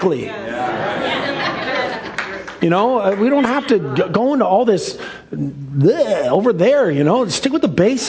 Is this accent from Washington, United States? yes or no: yes; Seattle, Washington, United States; I grew up in Ballard, the center of the universe